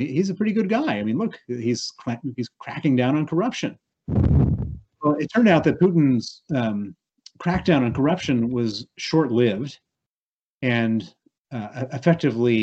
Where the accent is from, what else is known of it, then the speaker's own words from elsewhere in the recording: Chicago, Illinois, United States; accent: American; moved away as an adult; also born or lived in Princeton, New Jersey; you hear my accent. It's an accent from the United States. I was born in Princeton, New Jersey. I grew up in Chicago